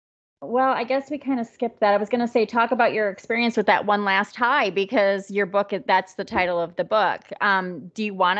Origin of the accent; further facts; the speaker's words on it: Wisconsin, United States; now in Florida, United States; When I moved to Florida, it was in 2007 or 8. And I was from Wisconsin.